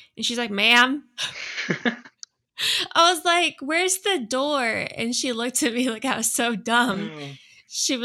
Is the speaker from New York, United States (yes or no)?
no; Northern California, United States; moved away as an adult; also born or lived in Hawaii; I grew up in Northern California